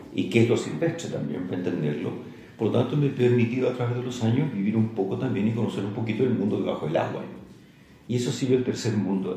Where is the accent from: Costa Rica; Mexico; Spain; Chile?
Chile; Santiago, Santiago Metropolitan Region; moved away as an adult; also born or lived in Valparaíso / Viña del Mar / Chillán / Talca; nací en Santiago, estuve hasta como los 17 años en Santiago